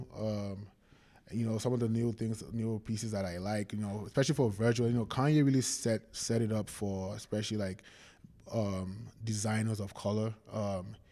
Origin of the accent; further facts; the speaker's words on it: Nigeria; moved away as an adult; also born or lived in London / Kansas / California; now in United States; I was born in London, grew up in Nigeria